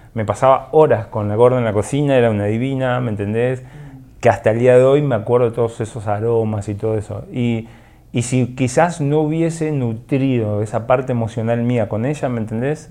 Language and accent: Spanish; Argentina; now in Guatemala; yo soy de Argentina